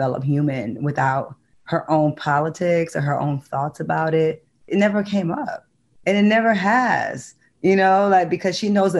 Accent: Detroit, Michigan, United States; I grew up in Detroit, which is a very black city

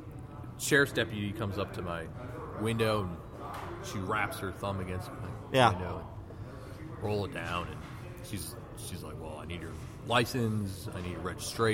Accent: Wisconsin, United States; now in Minnesota, United States; Growing up in Wisconsin

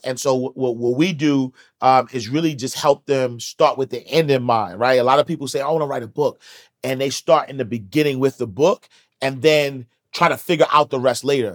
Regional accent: New York City, New York, United States; I'm from Harlem

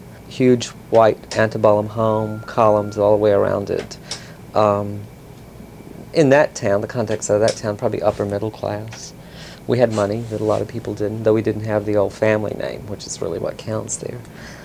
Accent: Mississippi, United States; I was the one from Mississippi.

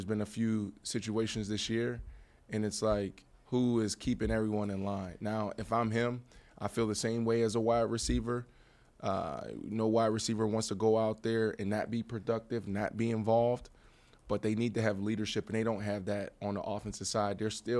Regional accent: Pittsburgh, Pennsylvania, United States; Yeah, I'm from Pittsburgh. What's going on in Pittsburgh?

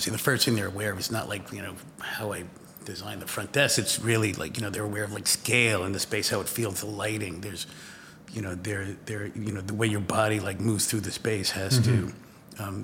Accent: New York, United States; I was growing up in New York

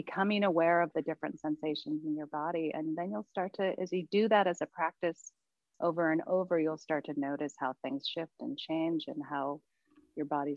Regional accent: Maui, Makawao, Hawaii, United States; growing up on Maui, especially where I grew up, which was upcountry, the town of Mukwau

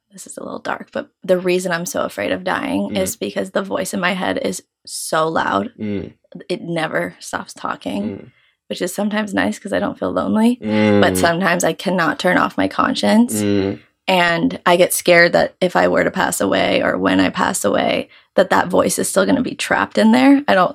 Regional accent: New York, United States; for those of you who don't know, and I am 24. I'm from New York. I grew up with divorced parents from the age of 6 years old

